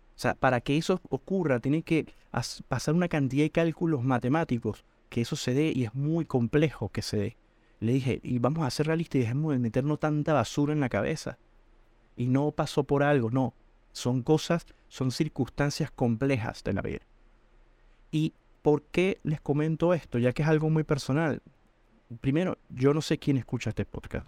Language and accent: Spanish; Venezuela; moved away as an adult; Yo soy venezolano